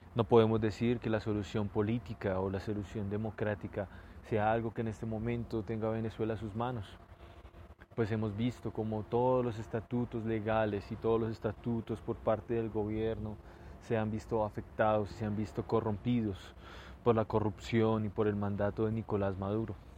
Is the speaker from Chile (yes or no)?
no; Colombia; Nosotros, miembros de Torreo Abel como colombianos